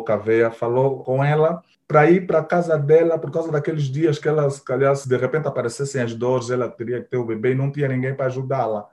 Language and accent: Portuguese; Luanda, Luanda Province, Angola; also born or lived in Valódia, Luanda; Só que cresci no Marçal, porque fui no Marçal bebê